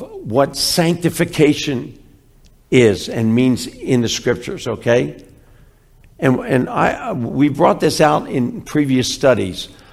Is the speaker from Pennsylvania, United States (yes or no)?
yes; Philadelphia, Pennsylvania, United States; I'm from Philly.